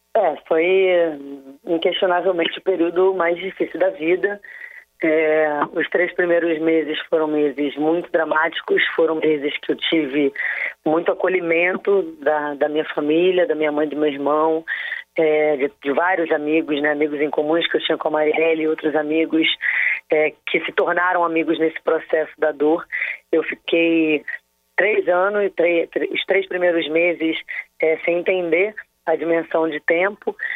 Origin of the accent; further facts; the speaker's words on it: Rio de Janeiro, Brazil; moved away; enquanto carioca